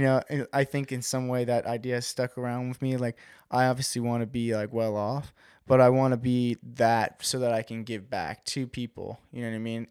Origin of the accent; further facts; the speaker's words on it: West Babylon, New York, United States; I grew up on the South Shore of Long Island